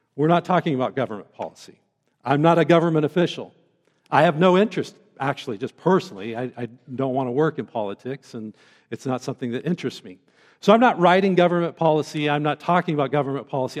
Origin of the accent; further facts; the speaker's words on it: Central Oregon, United States; also born or lived in Bend, Oregon; now in Western Colorado, United States; I grew up in a beautiful place as a, as a young man growing up in Central Oregon